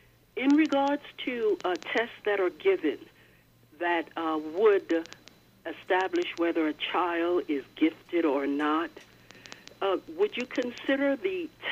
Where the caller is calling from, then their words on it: Long Island, New York, United States; I'm calling from Long Island, and specifically I'm calling on the Uniondale Free School District.